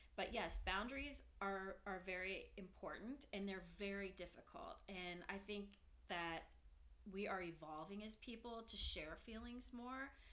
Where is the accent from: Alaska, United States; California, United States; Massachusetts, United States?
California, United States; Danville; moved away as an adult; now in Santa Barbara, United States; I'm from the Bay Area. Danville, go Danville, love it.